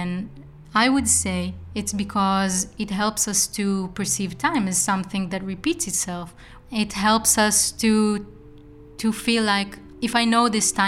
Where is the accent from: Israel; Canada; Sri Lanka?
Israel; now in Eindhoven, Netherlands; I come from Israel